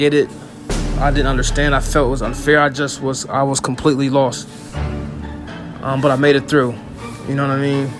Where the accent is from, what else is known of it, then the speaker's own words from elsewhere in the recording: Russellville, Ohio, United States; I'm from Russellville, Ohio